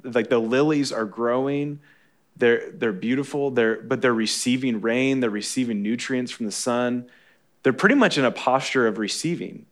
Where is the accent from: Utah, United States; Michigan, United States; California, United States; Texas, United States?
Michigan, United States; moved away; I'm from Michigan